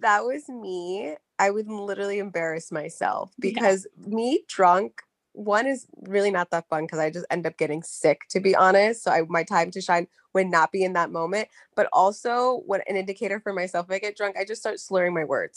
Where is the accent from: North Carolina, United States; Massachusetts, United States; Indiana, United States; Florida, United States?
North Carolina, United States; Charlotte; my hometown